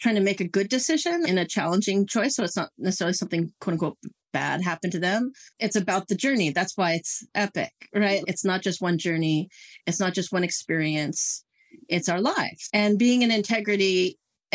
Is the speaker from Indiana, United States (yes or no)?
no; Silicon Valley, California, United States; now in Santa Cruz Mountains, United States; I grew up in the Silicon Valley that very much married me to tech in so many ways